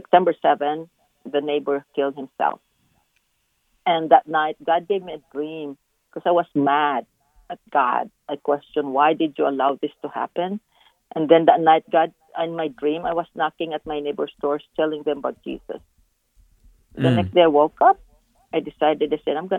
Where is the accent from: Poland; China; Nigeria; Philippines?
Philippines; now in Dallas, United States; when I was growing up in the Philippines, my mother used to feed the homeless in our kitchen